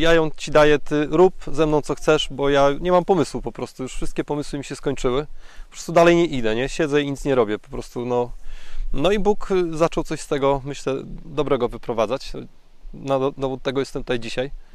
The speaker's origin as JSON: {"language": "Polish", "area": "a small village near Głubczyce", "region": "Opole Voivodeship", "country": "Poland", "tie": "born or raised there", "lives_now": "Opole, Poland", "said": "Wychowałem się w malutkiej wiosce pod Głupczycami"}